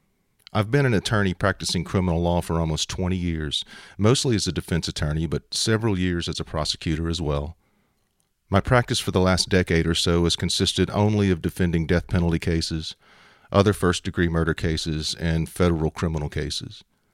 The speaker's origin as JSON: {"language": "English", "town": "Shreveport", "region": "Louisiana", "country": "United States", "tie": "born or raised there", "said": "I was raised Roman Catholic in Shreveport, Louisiana, surrounded by and embraced by my mother's large Sicilian family."}